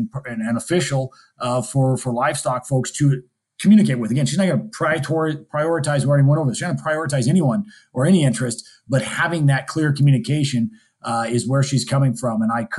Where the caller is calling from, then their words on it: Montana, United States; I'm dialing in from Montana